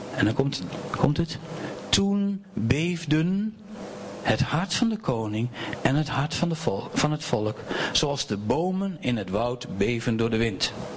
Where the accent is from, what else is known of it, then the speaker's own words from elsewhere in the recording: Doetinchem, Gelderland, Netherlands; ik kom uit Doetinchem